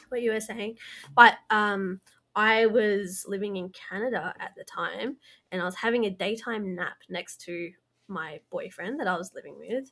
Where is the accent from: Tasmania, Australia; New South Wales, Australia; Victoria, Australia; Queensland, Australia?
New South Wales, Australia; Blue Mountains; we're both originally from the Blue Mountains